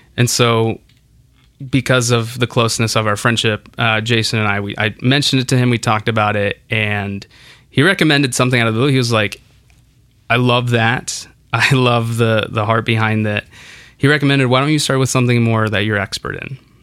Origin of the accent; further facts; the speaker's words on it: Kansas City, Kansas, United States; English is a second language; also born or lived in Santa Ana; Growing up in Santa Ana, in Kansas City, in the suburbs of Kansas City